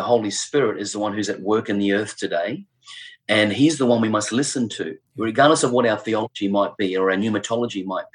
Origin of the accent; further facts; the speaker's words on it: Brisbane, Queensland, Australia; moved away as an adult; also born or lived in Adelaide / United Kingdom; return back to our home city, Brisbane. I was born here